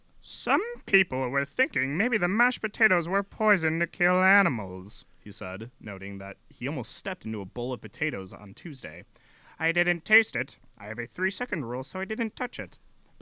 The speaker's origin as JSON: {"language": "English", "area": "near Arlington Heights", "region": "Illinois", "country": "United States", "tie": "born or raised there", "said": "Kind of adjacent to my hometown. This is Arlington Heights, Illinois"}